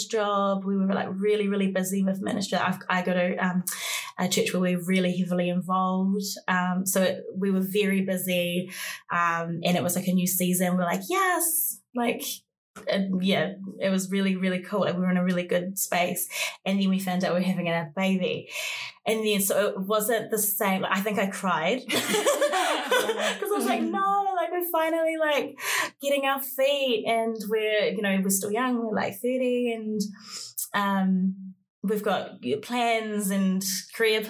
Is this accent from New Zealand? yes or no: yes; Auckland, New Zealand; I am from Kelston. I've grew up in West Auckland, and I am Samoan Māori